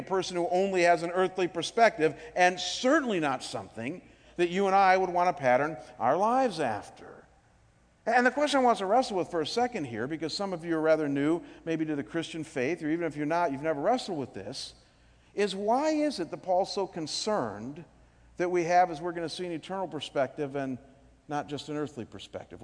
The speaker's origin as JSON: {"language": "English", "town": "Cleveland", "region": "Ohio", "country": "United States", "tie": "born or raised there", "said": "my hometown in Cleveland"}